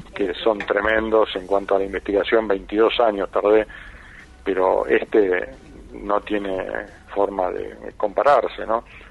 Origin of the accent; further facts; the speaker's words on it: Buenos Aires, Argentina; yo fui concebido en Mar del Plata ah, como él y nací en Buenos Aires